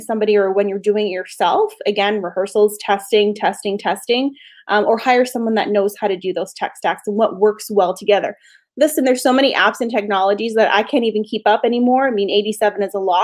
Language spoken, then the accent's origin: English; Canada; It's a Canadian company. I'm Canadian